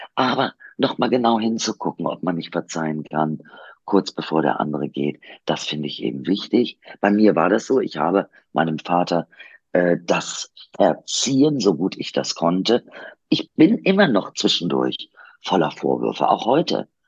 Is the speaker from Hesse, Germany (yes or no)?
no; Kiel, Schleswig-Holstein, Germany; also born or lived in Duisburg, North Rhine-Westphalia; wir sind ja in Duisburg aufgewachsen. Und wir sind dann, äh, als ich acht Jahre alt war, nach Kiel hochgezogen